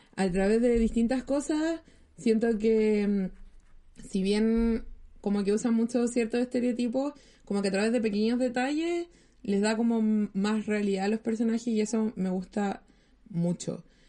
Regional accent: Chile

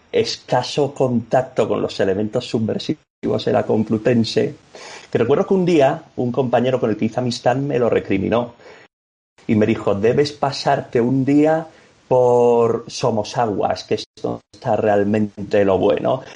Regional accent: Cádiz, Andalusia, Spain; also born or lived in Ávila / Madrid; Yo realmente soy de Cádiz

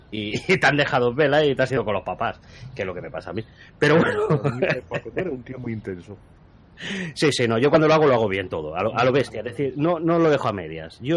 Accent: Spain; se intentará los domingos por la tarde, después de la siesta como buen español.

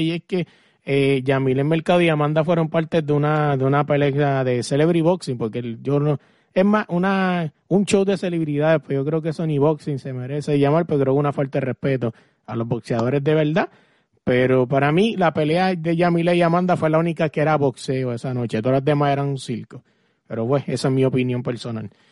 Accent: Puerto Rico; yo soy puertorriqueño

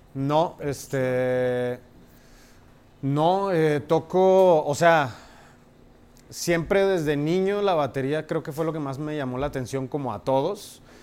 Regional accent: Monterrey, Nuevo León, Mexico; born or raised there; moved away as an adult; also born or lived in Veracruz / Boston; now in Mexico City, Mexico

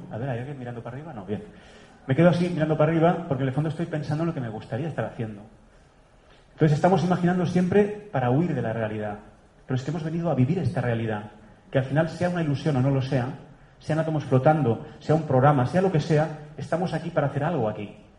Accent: Catalonia, Spain; moved away; also born or lived in Germany; mi tierra, allá arriba en el norte de España, de Cataluña

